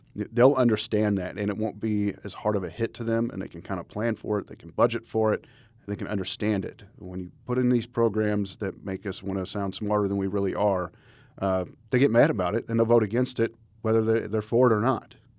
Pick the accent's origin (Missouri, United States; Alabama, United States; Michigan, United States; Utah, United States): Missouri, United States; Crawford County; also born or lived in Saint James; I was from Crawford County. I lived in Saint James, and I worked in Raleigh